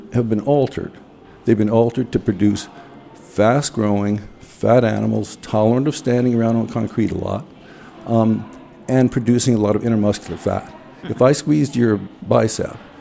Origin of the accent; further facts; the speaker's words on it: Northern Virginia and Washington, United States; I grew up in Northern Virginia and Washington